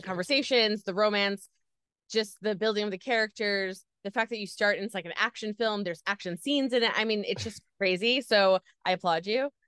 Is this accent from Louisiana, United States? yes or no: no; New York, United States; I'm from New York